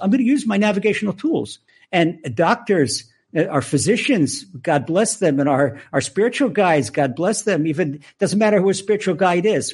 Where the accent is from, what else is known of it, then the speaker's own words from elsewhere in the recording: suburban Maryland, United States; accent: American; moved away as an adult; now in Israel; I was born in the U S. I've been in Israel since nineteen seventy. I grew up in, uh, suburban Maryland